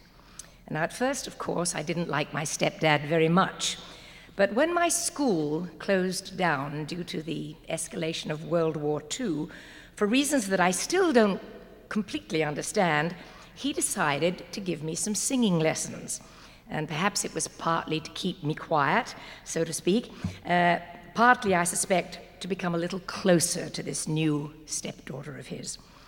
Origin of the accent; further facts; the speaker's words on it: Walton-on-Thames, South East England, United Kingdom; I was born in Walton-on-Thames, Surrey, England